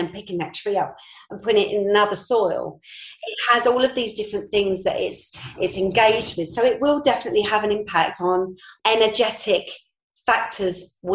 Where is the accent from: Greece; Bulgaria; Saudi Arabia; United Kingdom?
United Kingdom; London; moved away as an adult; now in Norfolk, United Kingdom; I'm a Londoner, born and bred. 6 years ago, I came up to Norfolk.